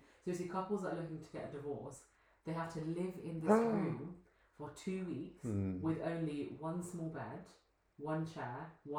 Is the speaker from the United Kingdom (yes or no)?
yes; United Kingdom; now in Bulgaria; being a Brit